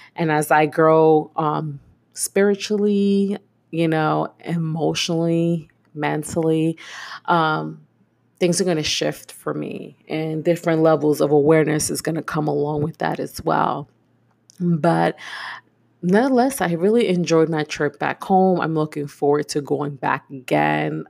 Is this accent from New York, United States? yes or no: yes; New York City, New York, United States; moved away as an adult; now in Houston, United States; I am born and raised in Brooklyn